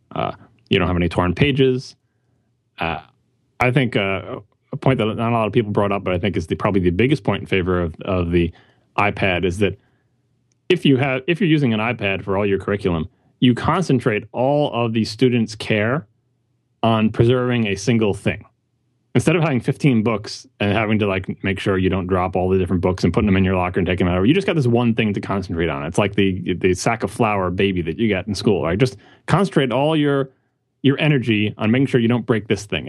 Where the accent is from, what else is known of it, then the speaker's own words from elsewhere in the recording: New York City, New York, United States; I'm I'm a New Yorker